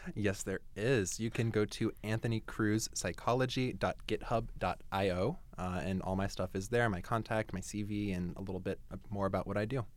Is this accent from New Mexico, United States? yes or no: no; New Jersey, United States; moved away as an adult; also born or lived in Ohio; now in Canada; I grew up in Jersey